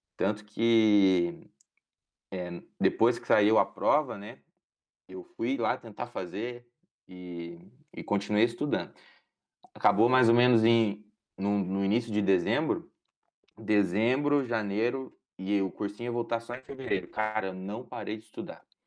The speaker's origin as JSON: {"language": "Portuguese", "region": "Paraná", "country": "Brazil", "tie": "born or raised there", "said": "Eu tinha um desejo muito grande de fazer federal, de continuar aqui na minha casa, na minha cidade onde eu cresci, com os meus pais"}